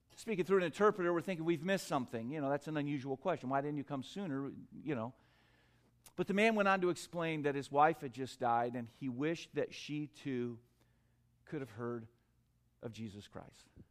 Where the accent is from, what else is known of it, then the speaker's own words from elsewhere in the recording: United States; I'm from America.